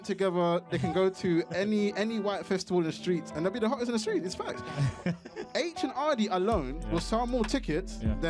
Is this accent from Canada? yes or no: no; Morley, Yorkshire and the Humber, United Kingdom; I mean, I'm from Morley, isn't it? £2 chicken. That's how I survived.